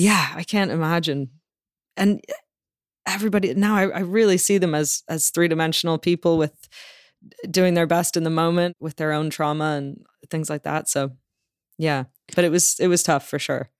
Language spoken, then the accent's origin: English; Toronto, Ontario, Canada; also born or lived in London, United Kingdom; now in Los Angeles, United States; I grew up in Toronto